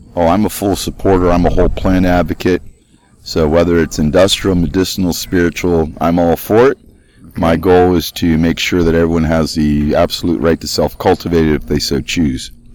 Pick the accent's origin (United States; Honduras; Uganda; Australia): United States; Lancaster, Pennsylvania; I'm from Lancaster, Pennsylvania, near Hempfield Township